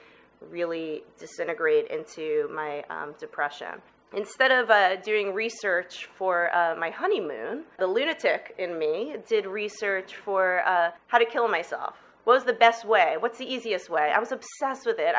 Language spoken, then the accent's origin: English; New York City, New York, United States; moved away as an adult; also born or lived in Manhattan; now in Portland, United States; I was born in 1971 in Brooklyn, New York, to an incredible Jewish family.